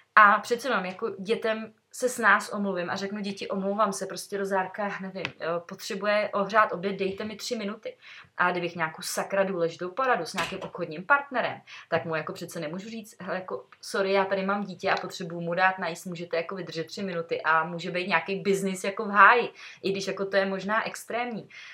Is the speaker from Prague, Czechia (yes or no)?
no; Sokolov, Karlovy Vary Region, Czechia; když jsme ze Sokola